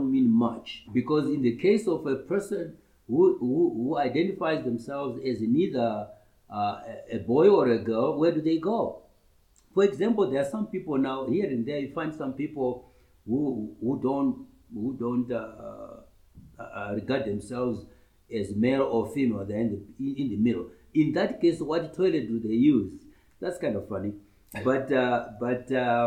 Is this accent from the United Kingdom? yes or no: no; Murewa, Mashonaland East, Zimbabwe; also born or lived in Makoni District, Zimbabwe; I was born in Makoni district. My chief is Makoni, he's ruling now. That's in near Rusape. But I grew up mainly in Murewa, in my primary school days